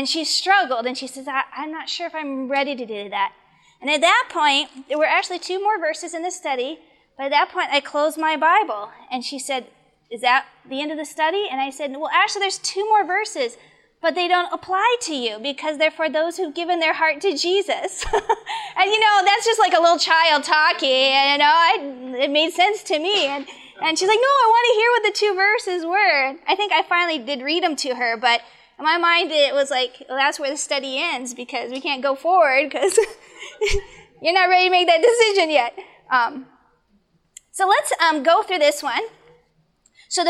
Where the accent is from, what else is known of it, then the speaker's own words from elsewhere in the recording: Arizona, United States; I grew up in Arizona